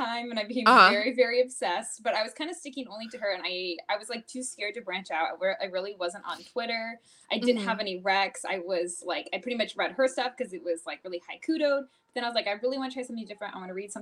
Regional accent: Seattle, Washington, United States; moved away as an adult; now in Los Angeles, United States; I'm actually originally from Seattle, Washington.

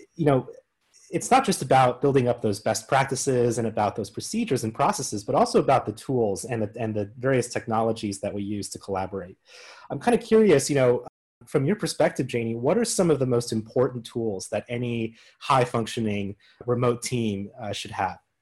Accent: Colorado, United States; based out of Fort Collins, Colorado, my home state

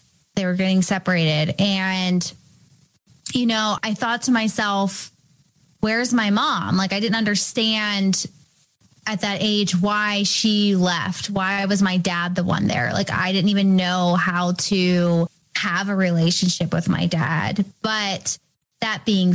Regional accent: Canonsburg, Pennsylvania, United States; also born or lived in Bridgeville, Pennsylvania; I'm born and raised near Pittsburgh. I grew up in another smaller town, Canonsburg, Pennsylvania

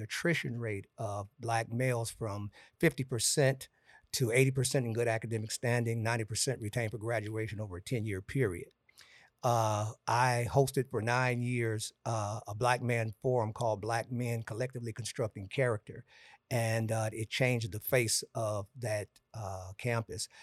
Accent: Gary, Indiana, United States; also born or lived in Florida; I'm from Gary, Indiana

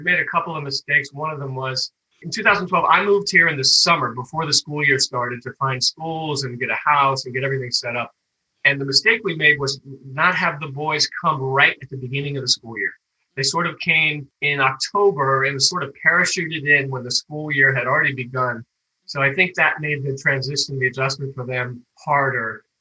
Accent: Washington, District of Columbia, United States; moved away as an adult; also born or lived in Spain / Madrid; It's my hometown. So I'm real comfortable here

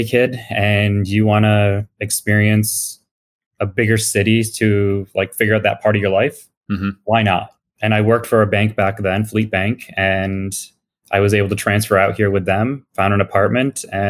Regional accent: West Springfield, Massachusetts, United States; moved away as an adult; now in Boston, United States; Yeah, I grew up in Western Mass. So an hour and a half west of Boston in West Springfield. Mm-hmm. My parents grew up there. I grew up there. And I moved to, believe it or not, wow, this month is 23 years ago, I moved to Boston.

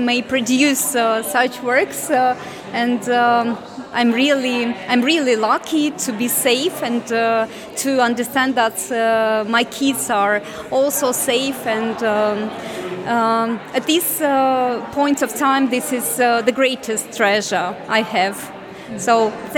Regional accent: Ukraine; English is a second language; moved away as an adult; now in United Kingdom; I'm a Ukrainian artist. I'm almost a year in the UK.

